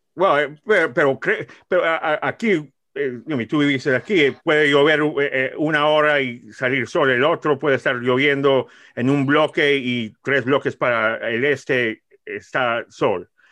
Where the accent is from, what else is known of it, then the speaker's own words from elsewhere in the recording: New York, United States; Soy de Nueva York